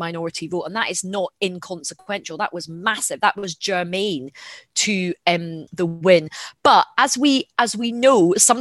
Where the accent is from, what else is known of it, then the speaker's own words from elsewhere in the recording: Glasgow, Scotland, United Kingdom; I'm a Glaswegian.